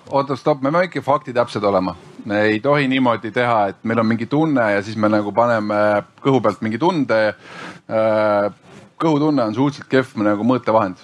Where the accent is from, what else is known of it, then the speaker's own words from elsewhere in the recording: Estonia; me oleme eestlased